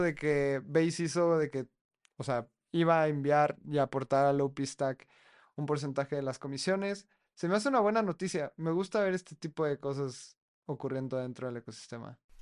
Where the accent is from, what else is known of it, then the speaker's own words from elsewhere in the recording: Mexico; yo como mexicano que no hablo chino